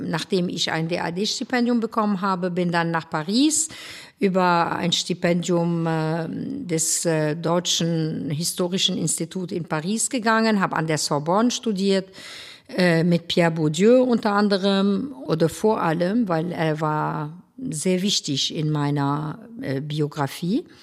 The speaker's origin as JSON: {"language": "German", "town": "Beirut", "region": "Beirut Governorate", "country": "Lebanon", "tie": "born or raised there", "said": "Ich bin äh, in Beirut geboren und aufgewachsen."}